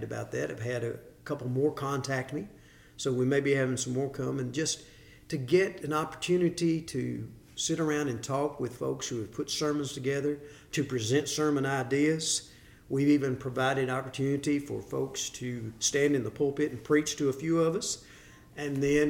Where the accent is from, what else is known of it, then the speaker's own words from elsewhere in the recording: Hopkinsville, Kentucky, United States; moved away as an adult; now in Cookeville, United States; I'm originally from Hopkinsville, Kentucky.